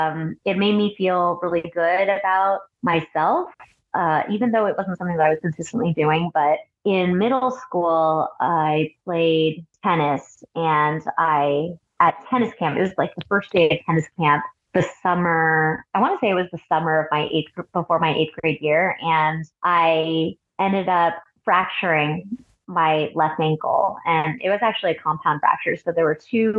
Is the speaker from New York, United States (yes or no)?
no; Cupertino, California, United States; also born or lived in San Francisco / Boston / Alameda; I was born in San Francisco, raised along the peninsula, mostly in Cupertino